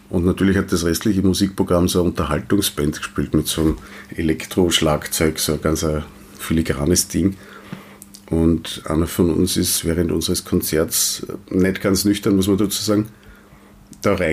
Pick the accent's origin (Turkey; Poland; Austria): Austria; Wiener Neustadt, Lower Austria; so wie der äh, Lungenarzt auch in Wiener Neustadt, wo ich herkomme.